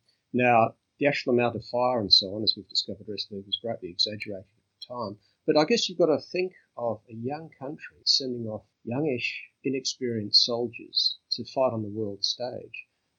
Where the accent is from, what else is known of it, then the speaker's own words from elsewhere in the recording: Western Australia, Australia; now in Adelaide, Australia; I grew up in Western Australia